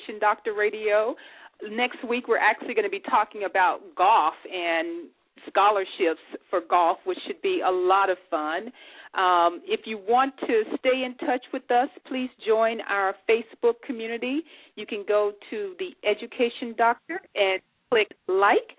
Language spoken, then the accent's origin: English; Memphis, Tennessee, United States; now in Dayton, United States; Memphis, my hometown